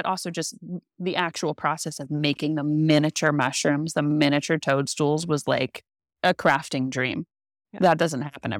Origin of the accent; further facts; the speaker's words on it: California, United States; I came from California to be here.